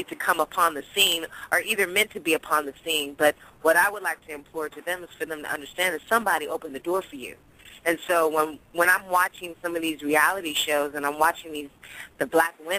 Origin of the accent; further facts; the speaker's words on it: Oakland, California, United States; I am from Oakland